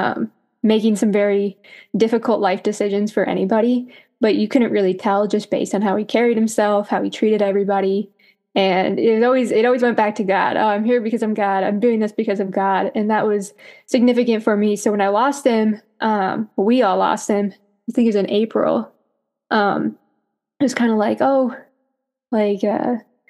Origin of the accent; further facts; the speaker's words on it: Wisconsin, United States; I was born and raised in Wisconsin